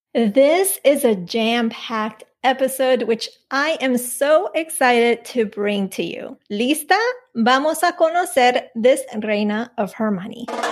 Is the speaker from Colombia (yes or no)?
yes; Colombia; now in United States; I was born in Colombia